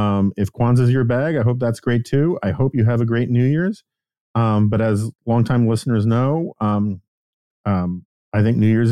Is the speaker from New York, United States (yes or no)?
yes; New York, United States; I was mortified as a New Yorker